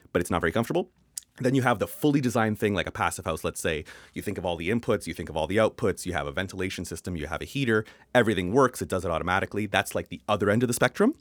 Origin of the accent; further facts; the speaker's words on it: Canada; accent: Canadian; it's my Canadian accent